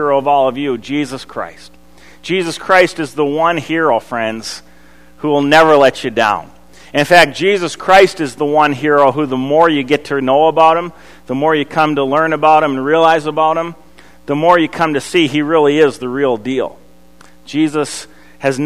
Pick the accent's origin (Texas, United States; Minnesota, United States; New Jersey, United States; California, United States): Minnesota, United States; Eden Prairie; I grew up in Eden Prairie going to Wooddale Church